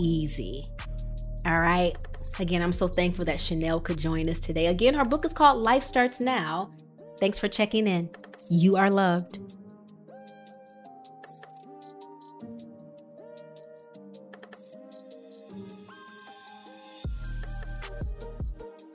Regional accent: Rockford, Illinois, United States; I'm the girl from Rockford, Illinois

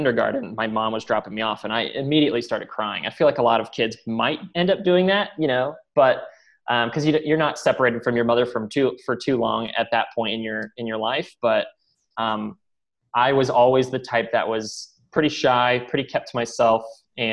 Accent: Columbus, Ohio, United States; moved away; also born or lived in Phoenix; I was born and raised in Columbus, Ohio, and had a great childhood

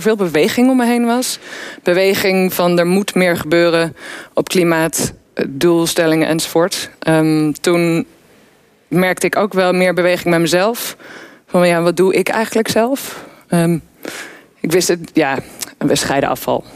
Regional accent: Weesp, North Holland, Netherlands; ik kom uit Weesp. En ik woon tussen de weilanden.

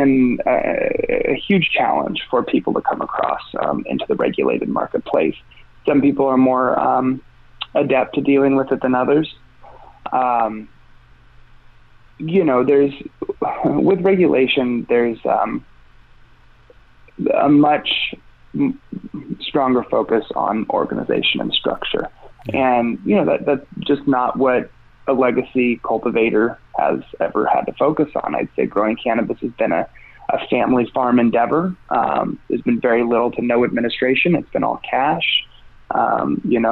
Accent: Mendocino, California, United States; I'm from Mendocino

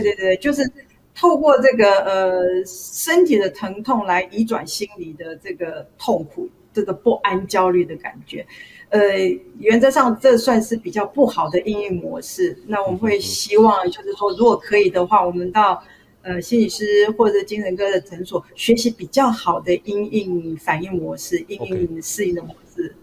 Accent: Taiwan; also born or lived in Taipei; 我小时候是在乡下的小学成长

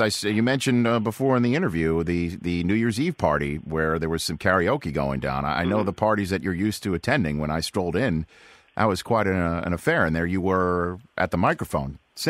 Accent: New York, United States; I'm a New Yorker

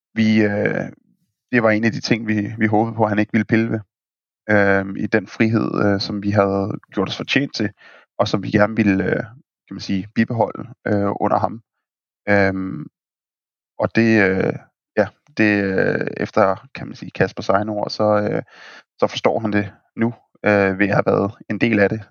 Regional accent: Denmark; vi er danskere

